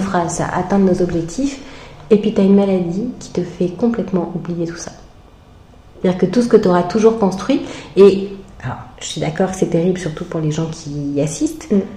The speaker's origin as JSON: {"language": "French", "country": "France", "said": "je suis française, je suis née avec tel et tel parent"}